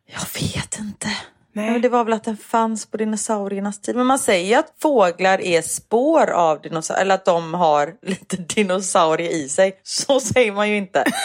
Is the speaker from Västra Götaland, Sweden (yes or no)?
yes; Gothenburg, Västra Götaland, Sweden; accent: grov göteborgska (broad Gothenburg dialect); jag pratar grov göteborgska